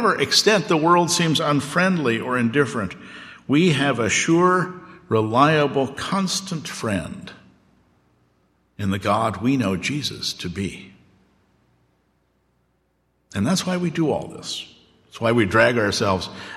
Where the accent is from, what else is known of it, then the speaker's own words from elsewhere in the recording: Oklahoma, United States; also born or lived in Southern California / Gettysburg, Pennsylvania; now in Elkins Park, United States; I grew up in Oklahoma